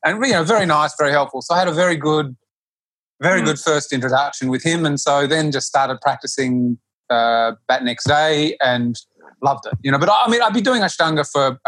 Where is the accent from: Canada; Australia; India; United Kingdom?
Australia; accent: Australian; moved away; my bad Australian accent